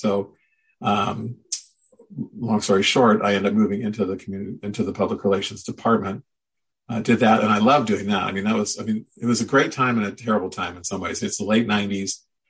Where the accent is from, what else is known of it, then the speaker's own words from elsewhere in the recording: Midwest, United States; now in Oregon, United States; again, I grew up in the Midwest and moved to Oregon. I could never see highlights.